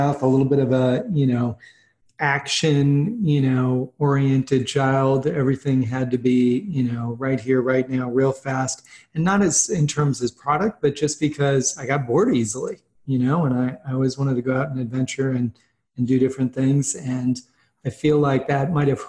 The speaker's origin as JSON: {"language": "English", "town": "Boston", "region": "Massachusetts", "country": "United States", "tie": "born or raised there", "said": "I grew up in Boston"}